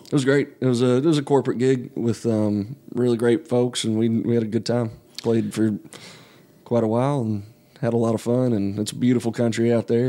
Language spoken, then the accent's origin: English; outside of Asheville, North Carolina, United States; I grew up in North Carolina, um, up in the mountains uh, outside of Asheville